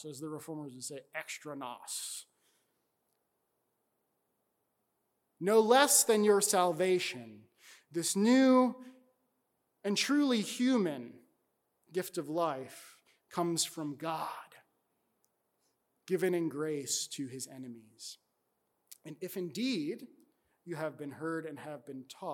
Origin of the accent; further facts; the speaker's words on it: New York, United States; my home state of New York